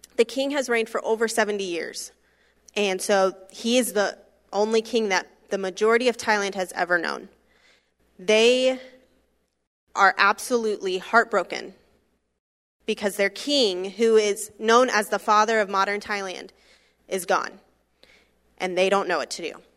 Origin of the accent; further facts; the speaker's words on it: Florida, United States; I grew up in Florida, was there my entire life, grew up, um, just forty minutes east of Disney World.